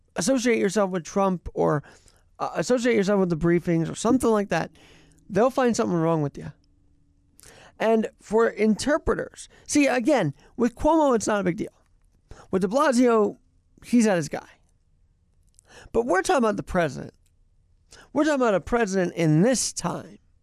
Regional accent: New York, United States; we all, all who have been born and raised in New York and love this city

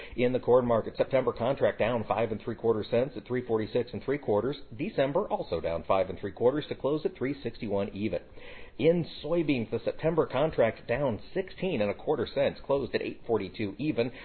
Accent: United States; I am proudly American, and I pronounce things the American way

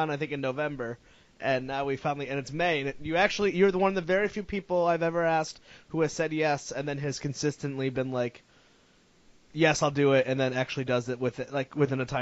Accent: Connecticut, United States; now in Rhode Island, United States; we're both from Connecticut, but neither of us live there anymore.

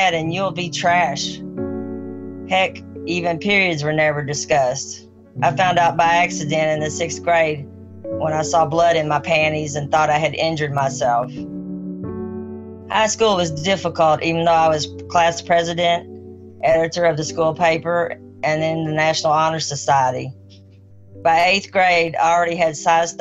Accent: Charleston, Missouri, United States; I grew up in Charleston, Missouri, a rural farming town in southeast Missouri

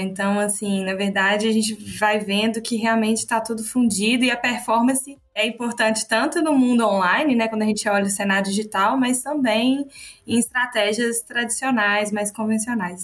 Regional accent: Minas Gerais, Brazil; accent: mineiro; representando, né, Minas, com esse sotaque assim bem característico, representando Minas aqui com vocês

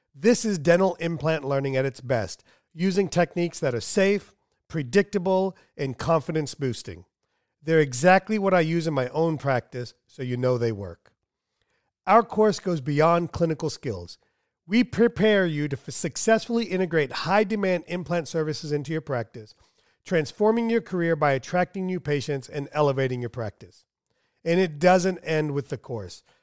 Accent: United States; also born or lived in India / Kansas City, United States; I was born in India. Uh, my parents brought me here against my will when I was two years old. We bought a motel. I lived in the motel for a long time, uh-huh. and then I wanted um, to get out of the small town

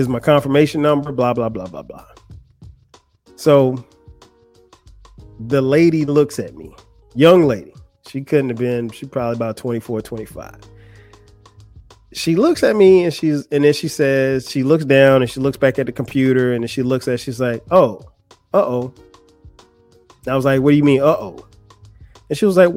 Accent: Florence, South Carolina, United States; moved away; Florence, my hometown

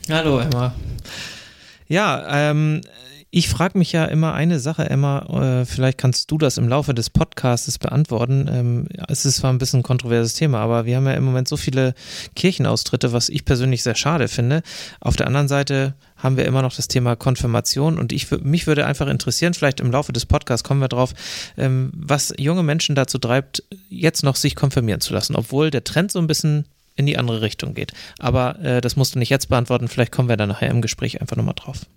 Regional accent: Glückstadt, Schleswig-Holstein, Germany; aus meiner Heimatgemeinde in Glückstadt an der Elbe

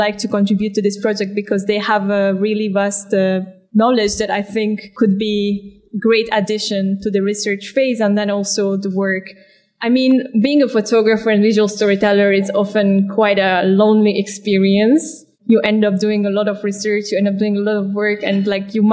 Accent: Slovakia; now in Ostend, Belgium; I'm originally from Slovakia, but I feel at home on the move.

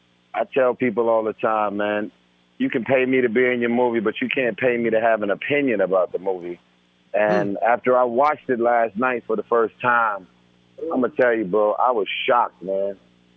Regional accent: West Coast, United States; I'm from the West Coast, man, born and raised. So everything West Coast, I'm about it, you know?

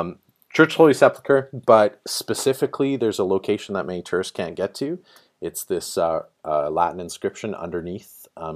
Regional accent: northern British Columbia, Canada; moved away as an adult; also born or lived in Vancouver / Dublin / Toronto; So born and raised in northern British Columbia. Spent some time in Vancouver.

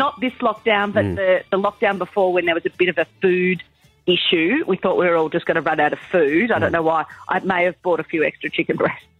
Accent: Melbourne, Victoria, Australia; I'm from Melbourne.

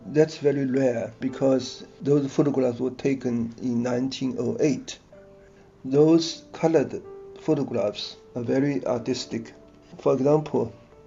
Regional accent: Hangzhou, Zhejiang, China; I was born in Hangzhou in the 1950s

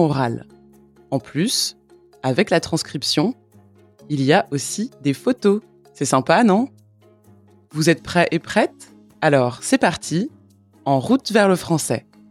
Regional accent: France; je suis française

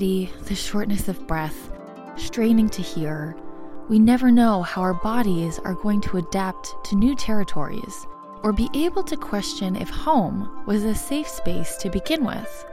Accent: United States

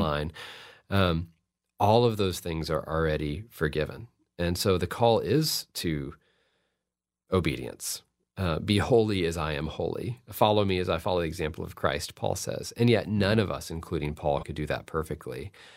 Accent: Fort Worth, Texas, United States; I've gotten to teach at T C U, which is in my hometown of Fort Worth

